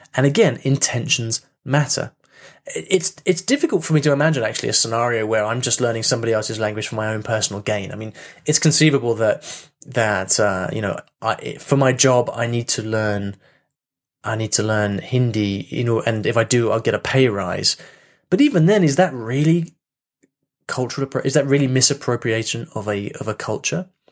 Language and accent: English; United Kingdom; me being British